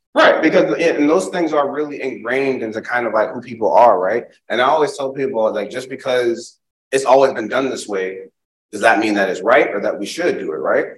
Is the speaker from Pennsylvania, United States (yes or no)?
no; Springfield, Massachusetts, United States; now in Charlotte, United States; I'm from Springfield, Massachusetts. I live in Charlotte. I'm a transplant, but now I live in Charlotte, North Carolina. But I'm from Springfield, Massachusetts.